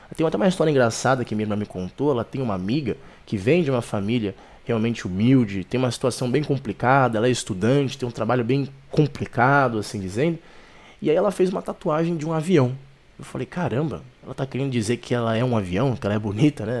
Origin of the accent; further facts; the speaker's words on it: Brazil; Eu sou brasileiro